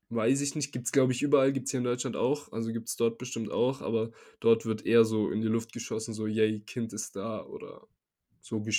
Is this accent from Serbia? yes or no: yes; Serbia; now in Germany; ich komme ja aus Serbien jetzt nicht aus so einer ha Hauptstadt wie Belgrad oder so einer generell großen Stadt